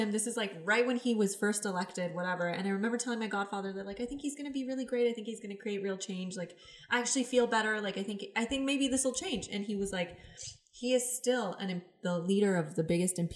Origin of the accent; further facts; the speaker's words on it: Mississauga, Ontario, Canada; moved away as an adult; now in Toronto, Canada; we are both from Mississauga.